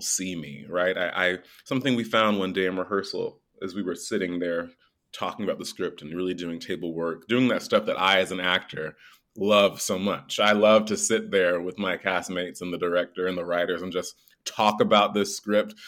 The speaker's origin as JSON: {"language": "English", "region": "North Carolina", "country": "United States", "tie": "born or raised there", "moved": "yes", "said": "I'm from North Carolina, it's a really small town, raised by my grandmother in a single parent home"}